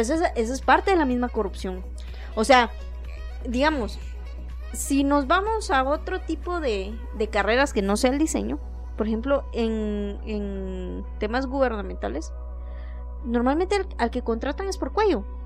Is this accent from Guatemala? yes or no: yes; Guatemala; accent: capitalino; cada uno de nosotros como guatemaltecos